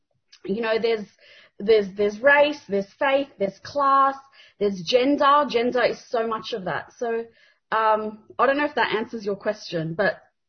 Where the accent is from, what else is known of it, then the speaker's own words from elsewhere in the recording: Sydney, New South Wales, Australia; my own youth as an Australian-born Lebanese girl growing up in southwestern Sydney.